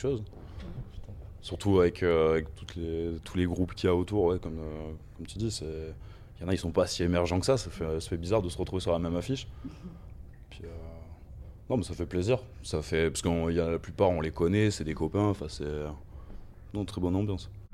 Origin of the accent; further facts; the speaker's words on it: Toulouse, Occitania, France; en tant que Toulousain